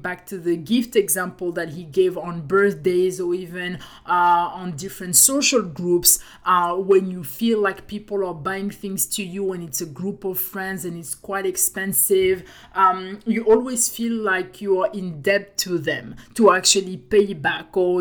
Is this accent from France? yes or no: yes; France; accent: French; English is a second language; I have my French accent